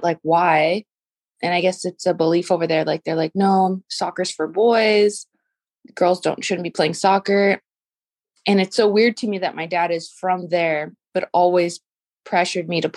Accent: United States; moved away as an adult; now in Peru; I'm a firstborn American citizen. And growing up, it's very common here in the U.S. for little kids to play soccer

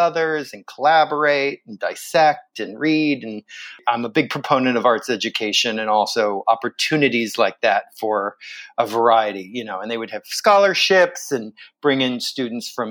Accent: Vero Beach, Florida, United States; also born or lived in Pennsylvania; I moved to Florida from Pennsylvania when I was 5 years old. And my town, Vero Beach, Florida, had this wonderful children's theater program

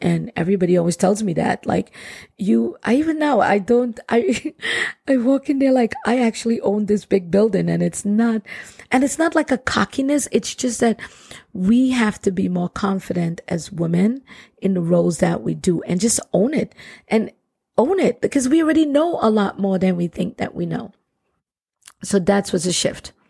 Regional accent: Trinidad & Tobago; I grew up in Trinidad and Tobago, which is one of the most beautiful Caribbean islands ever

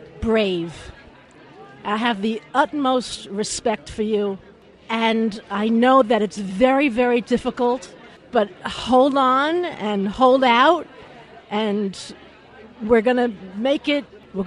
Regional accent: Bergen County, New Jersey, United States; I am a 64-year-old woman from Bergen County, New Jersey.

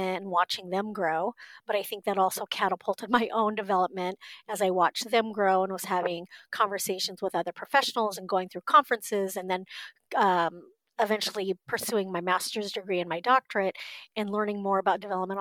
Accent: Southern California, United States; moved away as an adult; also born or lived in Korea; now in Midwest, United States; grew up in Southern California. I lived in California my entire life, was raised in a white family

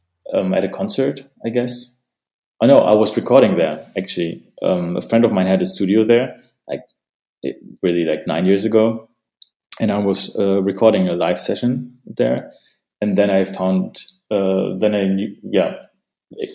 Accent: Detmold, North Rhine-Westphalia, Germany; moved away as an adult; also born or lived in Kyrgyzstan; now in Berlin, Germany; came to Germany when I was six, to a little city called Detmold

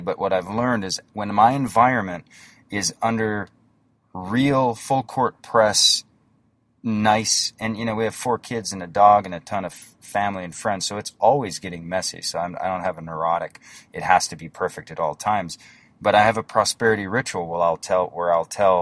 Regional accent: North Dakota, United States; I'm from North Dakota and I have a small little internet business

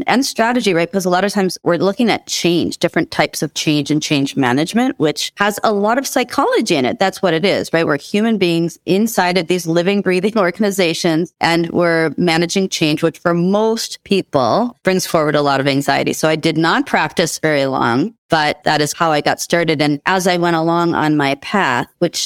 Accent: Minneapolis, Minnesota, United States; I grew up in the Twin Cities, Minneapolis, Minnesota in the U.S.

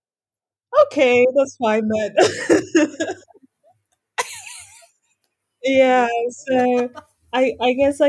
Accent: Norton, Mashonaland West, Zimbabwe; also born or lived in Harare, Zimbabwe; I grew up in a very small town here in Zimbabwe. It's called Norton.

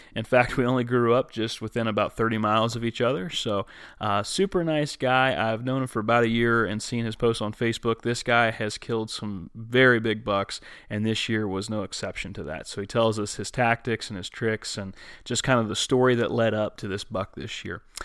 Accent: Woodsfield, Ohio, United States; I grew up like literally like 30 minutes from there

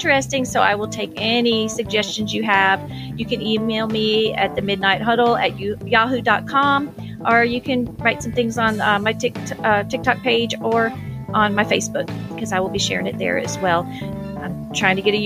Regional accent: Orlando, Florida, United States; now in Georgia, United States; I'm from Orlando, Florida

